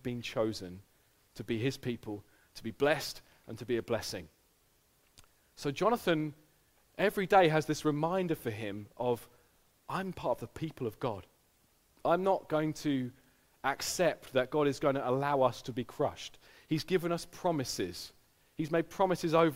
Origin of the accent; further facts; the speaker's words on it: United Kingdom; our personality as a British people